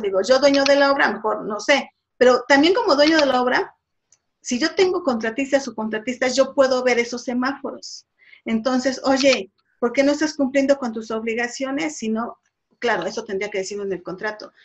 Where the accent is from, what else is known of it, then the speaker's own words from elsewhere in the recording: Puebla, Mexico; yo soy de Puebla